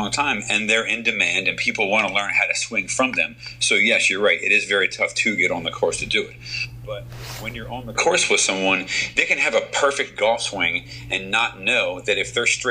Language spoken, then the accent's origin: English; United States; I'm an American